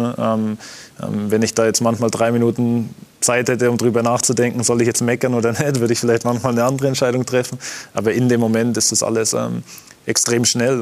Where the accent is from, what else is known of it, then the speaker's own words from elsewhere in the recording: Kemmern, Bavaria, Germany; moved away; in meinem Heimatdorf in Kemmern.